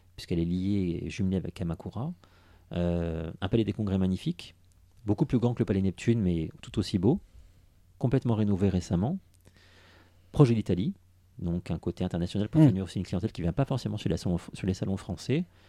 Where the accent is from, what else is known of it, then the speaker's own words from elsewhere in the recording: Nice, Provence-Alpes-Côte d'Azur, France; je suis né à Nice.